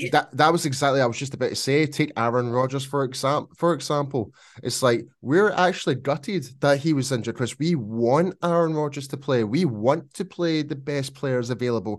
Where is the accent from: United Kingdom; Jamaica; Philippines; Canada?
United Kingdom; Scotland; accent: Scottish; my Scottish accent